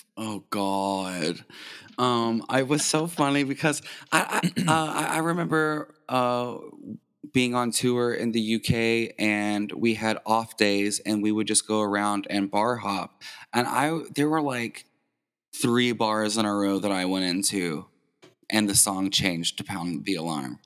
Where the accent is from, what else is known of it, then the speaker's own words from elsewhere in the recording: New Albany, Indiana, United States; also born or lived in Louisville, Kentucky / Floyd Knobs, Indiana; I was born in Louisville. We moved to Indiana, New Albany when I was six years old, but I just say I'm from Louisville.